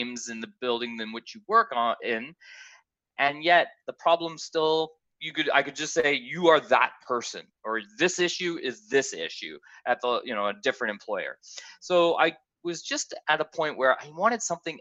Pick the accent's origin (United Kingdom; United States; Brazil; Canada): Canada; accent: Canadian; I'm Canadian, if you haven't heard from the accent.